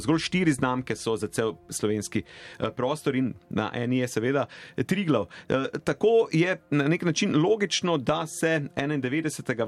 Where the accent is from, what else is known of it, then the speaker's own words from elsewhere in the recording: Slovenia; smo Slovenci